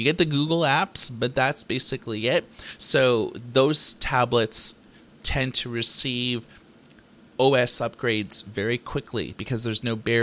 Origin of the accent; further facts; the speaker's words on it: Thunder Bay, Ontario, Canada; Growing up in Thunder Bay, Ontario, Canada